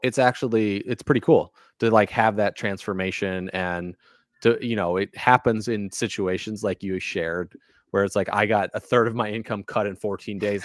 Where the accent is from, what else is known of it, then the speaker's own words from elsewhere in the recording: Valparaiso, Indiana, United States; also born or lived in Casper, Wyoming / Kansas / Alabama / Louisiana; now in Maine, United States; I grew up kind of in Valparaiso, Indiana